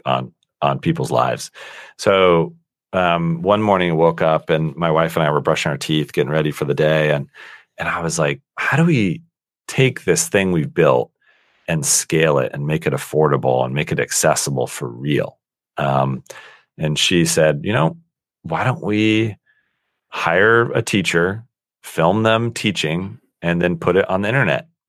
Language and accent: English; Colorado Springs, Colorado, United States; I was born and raised in Colorado, um, in a small town called Colorado Springs, Colorado